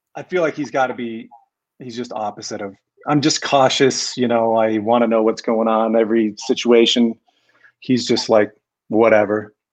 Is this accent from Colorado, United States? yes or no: yes; Colorado, United States; also born or lived in Seattle, Washington; I'm from Colorado. I grew up in Colorado. I can't claim native, but I was born in Seattle